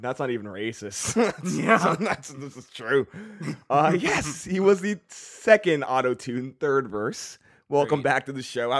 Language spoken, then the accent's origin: English; Canada